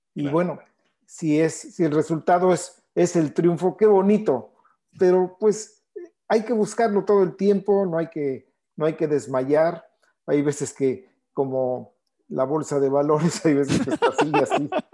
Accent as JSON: {"language": "Spanish", "region": "Mexico City", "country": "Mexico", "tie": "born or raised there", "said": "ahí nací prácticamente en el Deportivo Chapultepec"}